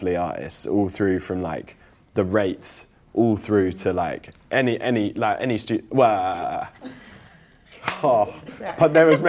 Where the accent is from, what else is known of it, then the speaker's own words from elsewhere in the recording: St Ives, South West England, United Kingdom; now in London, United Kingdom; I'm from St Ives in Cornwall